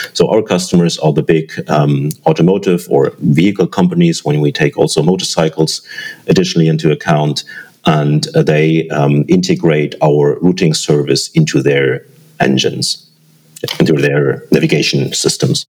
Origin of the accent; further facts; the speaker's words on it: Germany; I'm from Germany